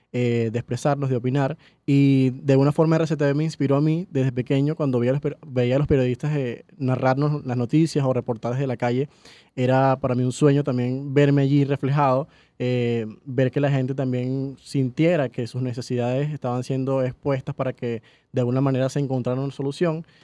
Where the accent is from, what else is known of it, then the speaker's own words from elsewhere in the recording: Falcón, Venezuela; moved away as an adult; also born or lived in Maracaibo, Venezuela; now in Caracas, Venezuela; yo desde Falcón, porque soy de Falcón, mm, estudié en Maracaibo cuatro años, nos vinimos a Caracas